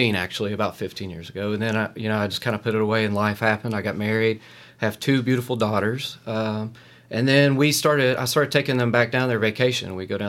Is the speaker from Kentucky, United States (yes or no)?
yes; Corbin, Kentucky, United States; now in Lexington, United States; So I grew up in Corbin